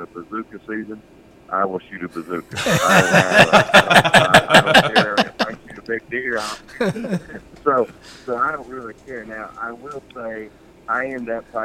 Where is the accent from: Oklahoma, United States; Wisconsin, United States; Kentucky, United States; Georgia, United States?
Oklahoma, United States; I grew up in Oklahoma, so there's a tradition of us going out and hunting with a rifle. Around here in Oklahoma